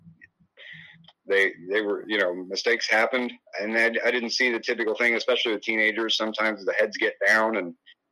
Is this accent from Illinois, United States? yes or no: yes; Illinois, United States; now in Crawfordsville, Iowa, United States; when I was growing up in Illinois